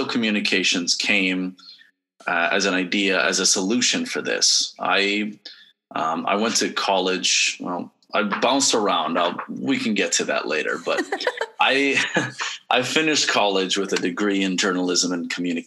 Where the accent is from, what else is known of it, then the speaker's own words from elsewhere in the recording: San Antonio, Texas, United States; moved away; also born or lived in Cincinnati, Ohio; in San Antonio, I grew up, it was all very bilingual